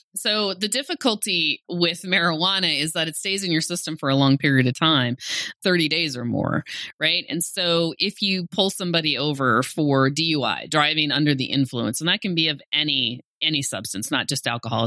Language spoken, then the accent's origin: English; Great Falls, Montana, United States; also born or lived in Missoula; I'm from Great Falls